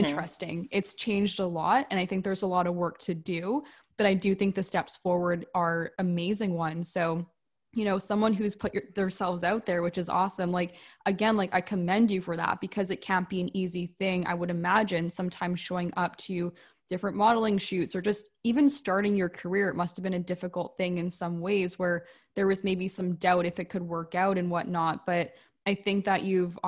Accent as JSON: {"language": "English", "country": "Canada", "said": "I'm from Canada"}